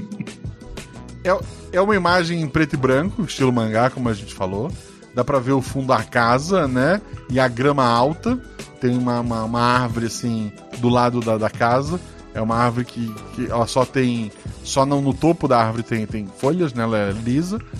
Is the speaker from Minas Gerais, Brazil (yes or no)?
no; Florianópolis, Santa Catarina, Brazil; eu sou de Florianópolis